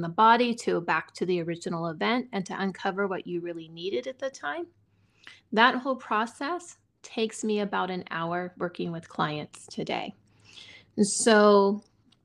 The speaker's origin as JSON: {"language": "English", "area": "Silicon Valley", "region": "California", "country": "United States", "tie": "born or raised there", "moved": "yes", "lives_now": "Montana, United States", "said": "I grew up near poverty in Silicon Valley in California"}